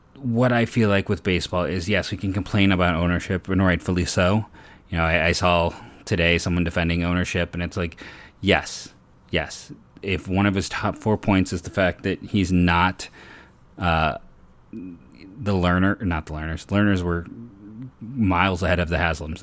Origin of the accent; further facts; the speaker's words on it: Northeast Ohio, United States; I'm a thirty-year-old born and raised in the Northeast Ohio area